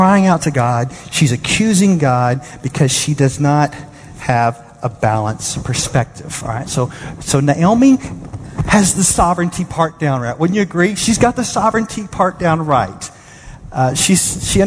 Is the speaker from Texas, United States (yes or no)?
yes; Dallas, Texas, United States; I'm from Dallas.